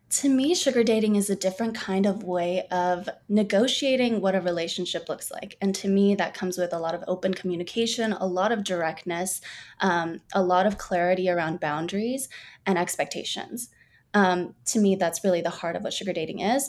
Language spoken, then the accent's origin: English; Burbank, California, United States; born and raised in Burbank, California.